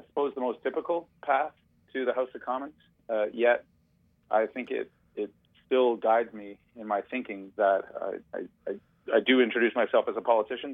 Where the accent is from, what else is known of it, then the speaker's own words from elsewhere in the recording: Toronto, Ontario, Canada; I grew up in Toronto